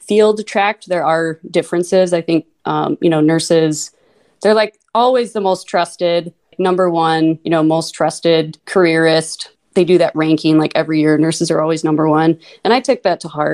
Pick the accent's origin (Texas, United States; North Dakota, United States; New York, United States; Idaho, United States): North Dakota, United States; Minot; accent: long O's, Minnesota; also born or lived in Mesa, Arizona; now in Fargo, United States; I grew up in Minot, North Dakota. Until I was 6, I lived in Mesa, Arizona